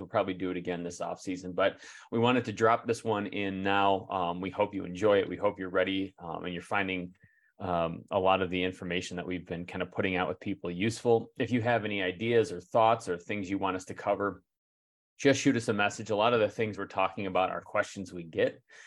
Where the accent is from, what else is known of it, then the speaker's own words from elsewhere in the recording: Michigan, United States; we're from Michigan